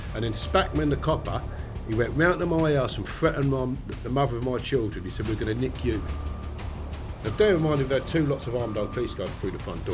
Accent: Harefield, London, United Kingdom; I grew up in the countryside in Harefield, Middlesex

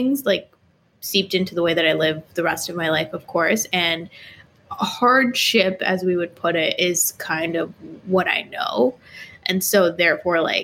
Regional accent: Jersey City, New Jersey, United States; also born or lived in New York City; I grew up in Jersey City, New Jersey

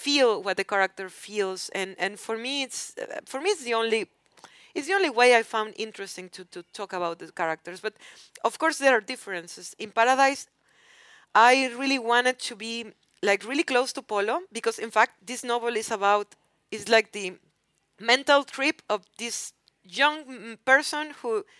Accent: Mexico; English is a second language; growing up in Mexico.

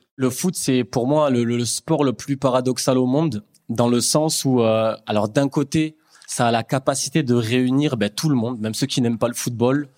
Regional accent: Aix-en-Provence, Provence-Alpes-Côte d'Azur, France; je suis d'Aix-en-Provence

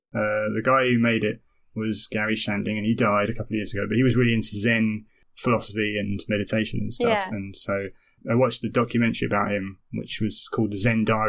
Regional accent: Romford, London, United Kingdom; And I am trying to sound like I'm from Romford when I visit Romford. It's just stupid. I don't hate Romford, but I think from a personal point of view, I was always wanted to get out

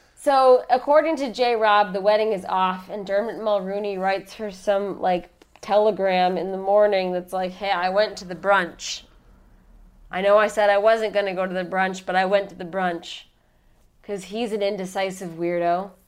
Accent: Chicago, Illinois, United States; I'm from Chicago

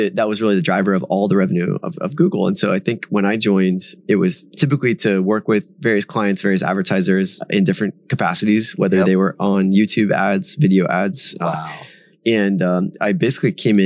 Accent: Silicon Valley, California, United States; growing up in Silicon Valley

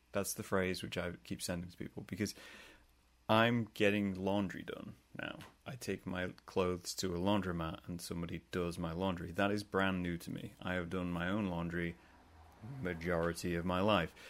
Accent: England, United Kingdom; moved away as an adult; now in United States; I'm, I'm from England. I'm from the UK

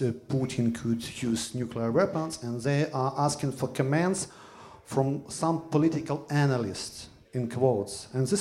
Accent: Ukraine

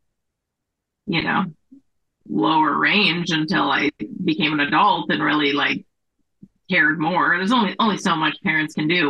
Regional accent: Las Vegas, Nevada, United States; moved away as an adult; also born or lived in San Diego; I grew up in Las Vegas

